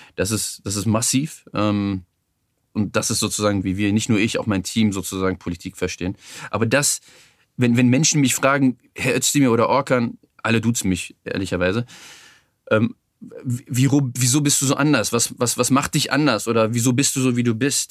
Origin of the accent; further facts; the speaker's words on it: Berlin, Germany; Ich bin im Schöneberger Norden aufgewachsen, in der Gegend um den Palas